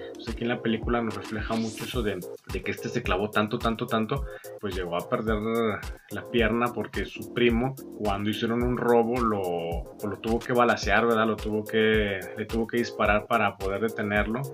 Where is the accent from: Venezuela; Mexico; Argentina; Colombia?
Mexico; me encanta ser mexicano, con orgullo digo que soy mexicano